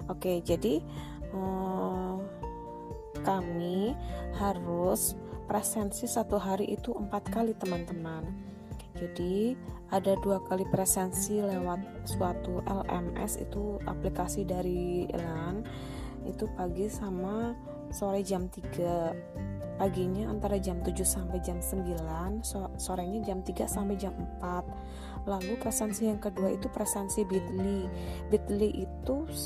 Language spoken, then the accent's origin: Indonesian; Kebumen, Central Java, Indonesia; born there; now in Kebumen, Indonesia; tapi sayang aku CPNS-nya di Kebumen di kota kelahiran aku jadi sedangkan suamiku masih tinggal di Kulon Progo